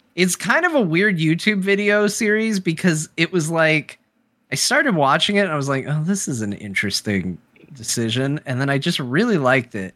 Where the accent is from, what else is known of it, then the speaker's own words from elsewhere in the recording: Arizona, United States; I'm an American. I was born in Arizona